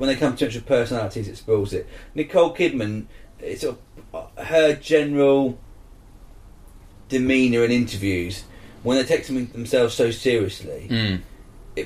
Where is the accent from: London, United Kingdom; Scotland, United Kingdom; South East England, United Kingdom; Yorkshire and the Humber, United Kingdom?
South East England, United Kingdom; Isle of Wight; I'm from the Isle of Wight